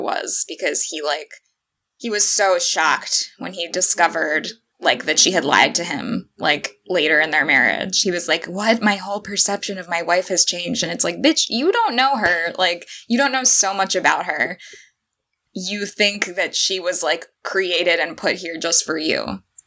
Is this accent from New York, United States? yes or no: no; Florida, United States; I'm from Florida